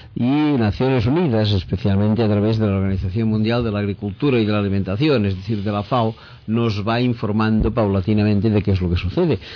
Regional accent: Spain

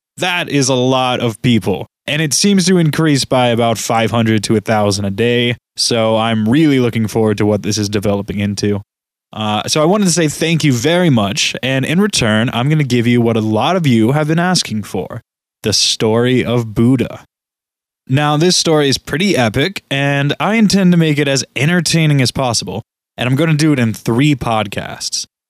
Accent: United States; As an American

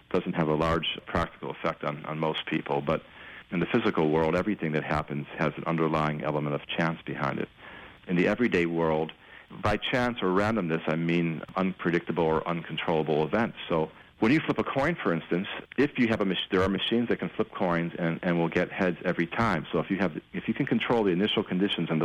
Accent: Chicago, Illinois, United States; now in Los Angeles, United States; I'm from Chicago

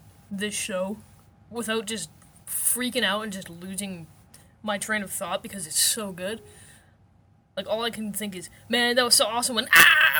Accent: Canada; I am Canadian.

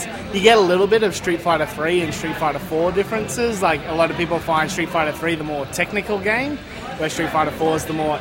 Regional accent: Queensland, Australia; we're from Queensland

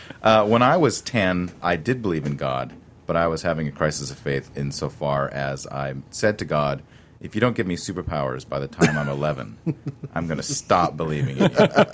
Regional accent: Chilliwack, British Columbia, Canada; I grew up in Chilliwack, which is, you know, basically one of the more religious parts of British Columbia.

